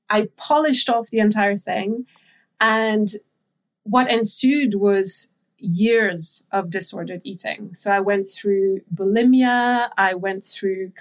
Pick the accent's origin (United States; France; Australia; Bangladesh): France; And I grew up in France, so I'm French.